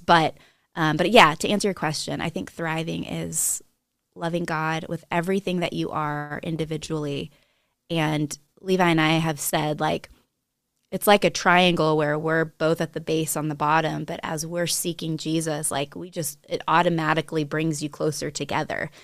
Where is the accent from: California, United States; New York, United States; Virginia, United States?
California, United States; Monterey; moved away as an adult; also born or lived in New Mexico; now in Montana, United States; I was, uh, born and raised in Monterey, California